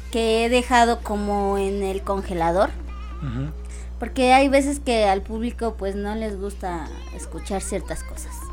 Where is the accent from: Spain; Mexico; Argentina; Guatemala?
Mexico; Chalco, State of Mexico; No, este, los dos somos de Chalco.